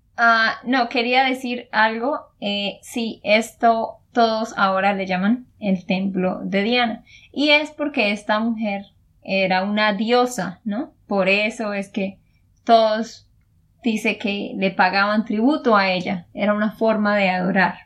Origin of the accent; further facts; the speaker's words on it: Santander, Colombia; de Santander, Colombia